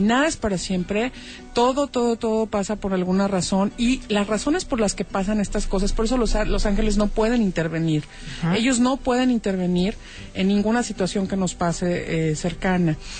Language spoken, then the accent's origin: Spanish; Guadalajara, Jalisco, Mexico; yo soy tapatía con corazón regio